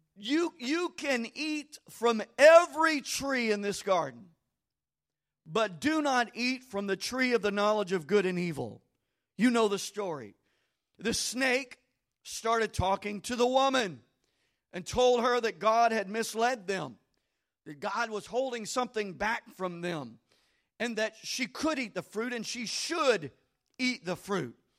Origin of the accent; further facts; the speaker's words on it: Bossier City, Louisiana, United States; I lived in Bossier City. I grew up in Old Green Acres subdivision